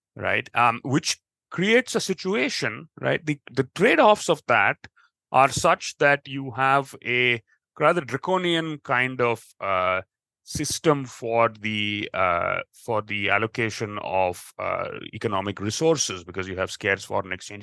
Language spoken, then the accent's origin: English; United States; growing up in the us